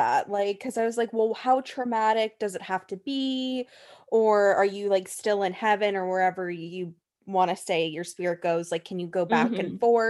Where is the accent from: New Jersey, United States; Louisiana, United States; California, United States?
California, United States; we're from California